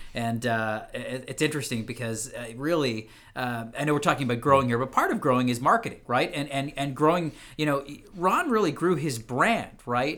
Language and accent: English; Ottawa, Ontario, Canada; originally born and raised in Ottawa, Canada